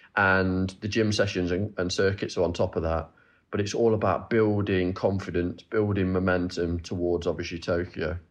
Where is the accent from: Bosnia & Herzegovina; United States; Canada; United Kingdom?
United Kingdom; Nottingham, East Midlands; I'm from Nottingham, and I, I travel to Loughborough and train there